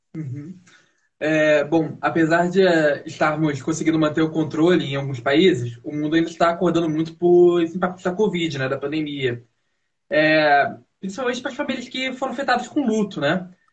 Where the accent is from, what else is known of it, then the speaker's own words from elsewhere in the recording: Rio de Janeiro, Brazil; now in São Paulo, Brazil; eu sou do Rio de Janeiro